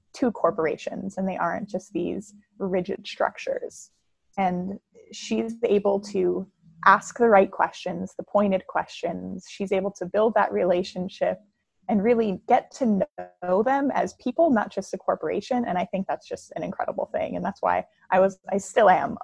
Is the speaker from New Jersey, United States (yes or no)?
yes; New Jersey, United States; moved away as an adult; also born or lived in Western New York / Philadelphia; now in Milwaukee, United States; I grew up in New Jersey, lived there my whole life in a small town